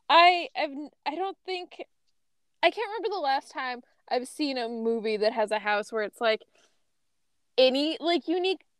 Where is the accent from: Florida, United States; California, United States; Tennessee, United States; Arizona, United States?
Arizona, United States; Phoenix; like I know about it because I'm from Phoenix.